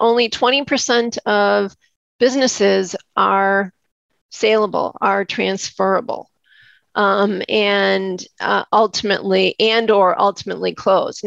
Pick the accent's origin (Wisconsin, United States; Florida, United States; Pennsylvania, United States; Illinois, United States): Wisconsin, United States; I'm from Wisconsin